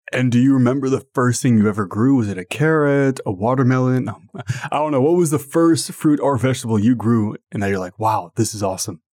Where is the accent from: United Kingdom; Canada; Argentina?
Canada; Ottawa, Ontario